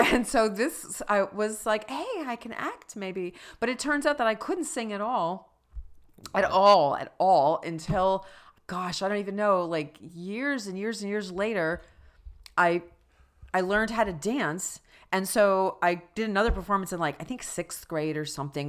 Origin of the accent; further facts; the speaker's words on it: Plainfield, New Jersey, United States; moved away; also born or lived in Maryland; I grew up in New Jersey and Maryland